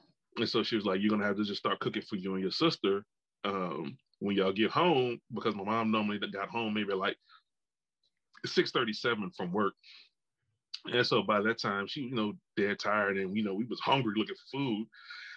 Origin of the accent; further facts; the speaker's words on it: New Orleans, Louisiana, United States; I'm from New Orleans, and so it's a food city